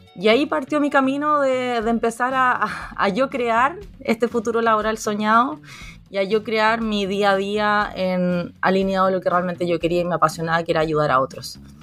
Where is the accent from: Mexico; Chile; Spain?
Chile; also born or lived in Viña del Mar; soy de Chile, vivo en Viña del Mar